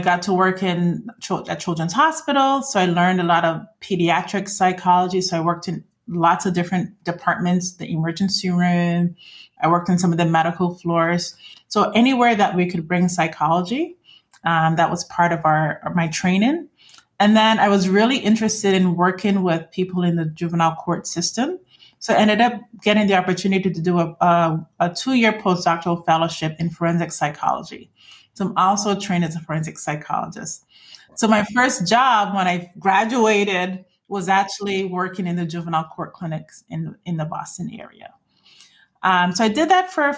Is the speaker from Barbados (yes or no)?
yes; Barbados; moved away as an adult; also born or lived in Iowa / Mississippi; I left Barbados, came for college.